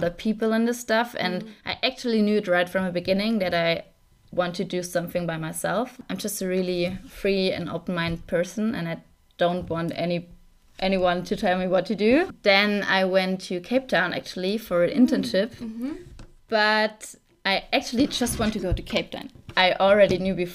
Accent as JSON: {"language": "English", "region": "Saarland", "country": "Germany", "also_born_or_lived": "Mainz", "moved": "yes", "lives_now": "Munich, Germany", "said": "I'm actually from Saarland, like the really smallest part of Germany."}